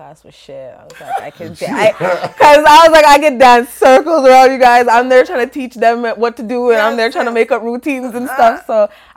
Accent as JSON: {"language": "English", "country": "Canada", "said": "I'm so friggin' Canadian. Like, my accent's not that great."}